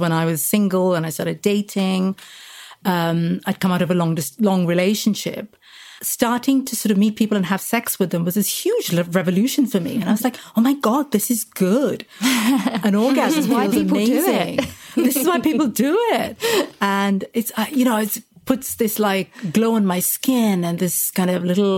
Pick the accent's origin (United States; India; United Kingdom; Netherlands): India; moved away; I lived in India, so I grew up in India, spent most of my life there